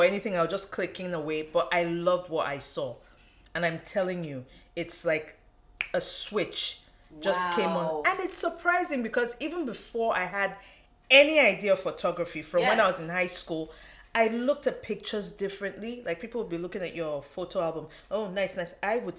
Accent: Nigeria; born or raised there

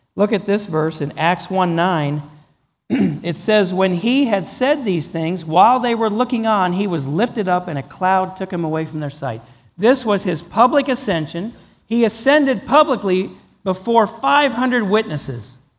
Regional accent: Pennsylvania, United States; moved away as an adult; also born or lived in Texas; I'm from Pennsylvania

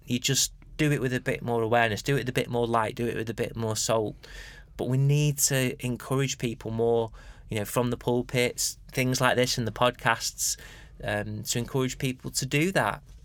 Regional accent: United Kingdom; being British and particularly being Anglican

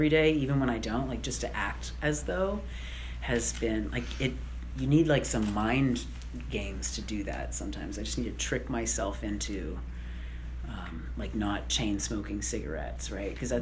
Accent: Canada; now in United States; I'm Canadian, right? So I'm here with a green card

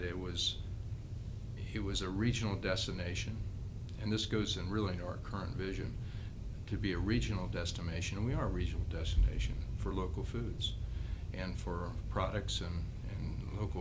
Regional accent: Cincinnati, Ohio, United States; I've always enjoyed growing up in Cincinnati

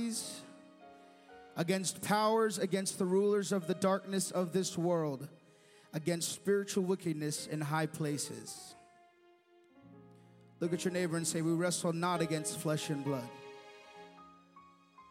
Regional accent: United States; an American citizen

